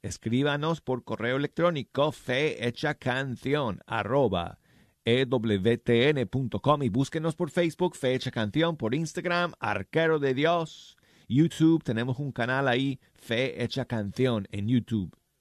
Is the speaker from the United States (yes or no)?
yes; Denver, Colorado, United States; moved away; mi ciudad natal de Denver, Colorado